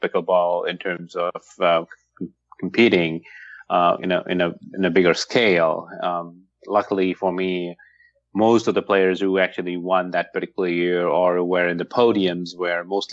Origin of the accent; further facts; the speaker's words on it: France; moved away as an adult; also born or lived in Paris / Seattle area; now in Seattle, United States; I'm originally from France